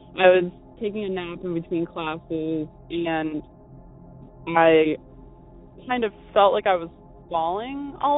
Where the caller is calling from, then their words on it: Eastern Massachusetts, United States; also born or lived in Bridgewater, Massachusetts; I'm calling from Eastern Massachusetts.